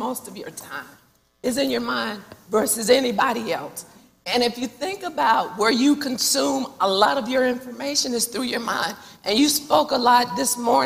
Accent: North Carolina, United States; also born or lived in Missouri; But I moved back to Charlotte. Of course, we're from North Carolina. Moved back to Charlotte from the University of Missouri

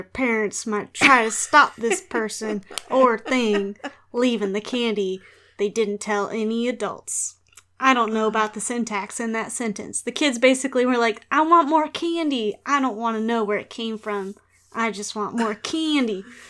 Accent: Texas, United States; accent: Texas; I'm going to stand in my truth and use my homogenized sort of Texas accent. Just my regular voice.

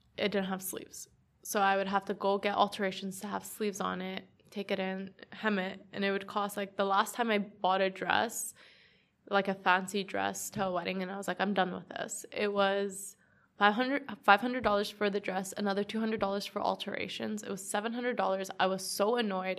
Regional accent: Edmonton, Alberta, Canada; I'm just from Edmonton, Northside.

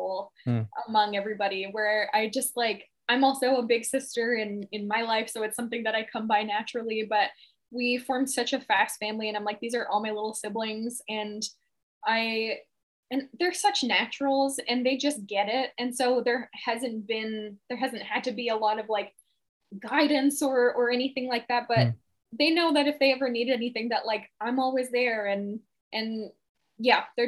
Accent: Kahnawake, Quebec, Canada; I grew up in Ganawagab, which is a reserve just outside of Montreal up in Canada.

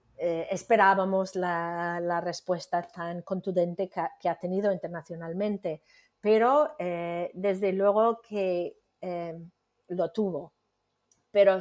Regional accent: United States; Spanish is a second language; moved away as an adult; now in Spain; soy estadounidense, ¿no? Soy de Estados Unidos, pero llevo más, bueno, más de 30 años ya en España

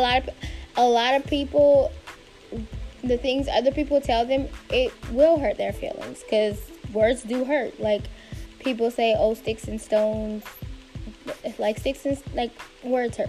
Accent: South Louisiana, United States; moved away as an adult; now in Washington, D.C., United States; Born and raised in South Louisiana, a recent DMV transplant

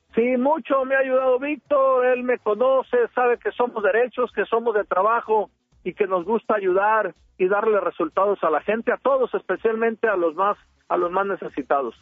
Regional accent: Sinaloa, Mexico; soy el típico sinaloense

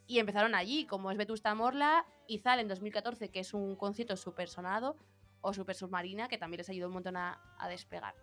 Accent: Madrid, Community of Madrid, Spain; somos de Madrid

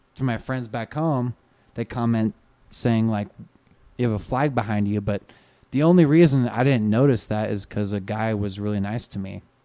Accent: Sisters, Oregon, United States; also born or lived in Portland, Oregon; I'm from Oregon. Hello. I'm pr, I'm a, fr, I'm from a town you've never heard of.

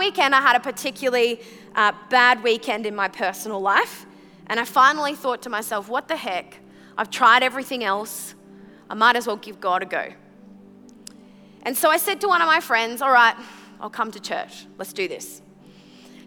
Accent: Brisbane, Queensland, Australia; also born or lived in Sunshine Coast; when I was 14 years old, we moved from from Brisbane to the Sunshine Coast

